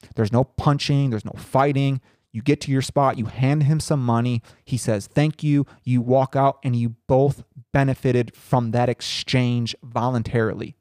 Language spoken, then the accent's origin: English; Howard, Indiana, United States; my hometown of Howard, Indiana